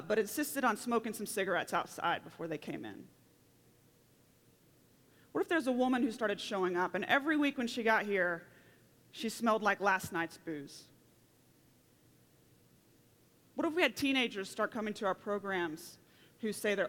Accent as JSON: {"language": "English", "region": "Oklahoma", "country": "United States", "moved": "yes", "lives_now": "Colorado, United States", "said": "I come from Oklahoma, where the wind comes sweeping down the plains"}